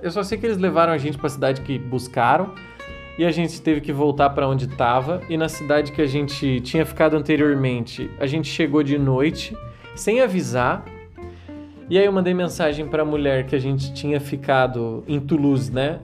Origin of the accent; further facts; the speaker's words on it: Brazil; a gente é brasileiro.